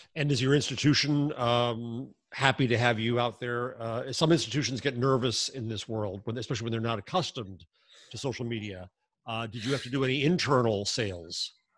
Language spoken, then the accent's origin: English; United States; Since we're American